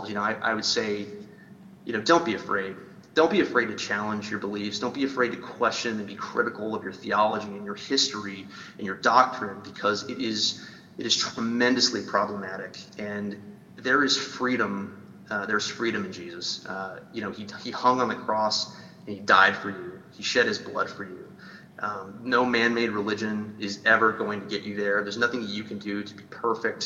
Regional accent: Idaho, United States; I grew up in Idaho, so I grew up with a large LDS population

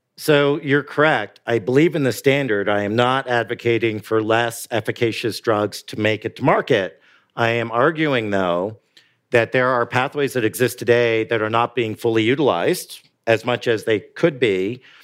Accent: Canada; now in United States; I'm Canadian

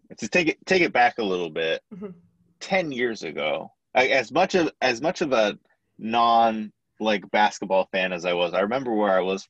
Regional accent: Southern California, United States; everybody's a Lakers fan growing up in Southern California.

